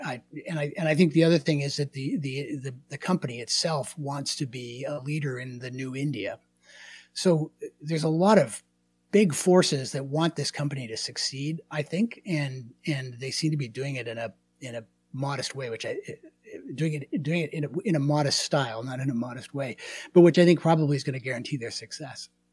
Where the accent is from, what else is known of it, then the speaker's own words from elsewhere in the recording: Canada; I'm Canadian.